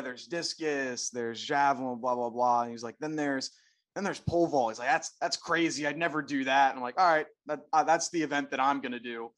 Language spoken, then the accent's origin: English; Philadelphia, Pennsylvania, United States; I'm from Philadelphia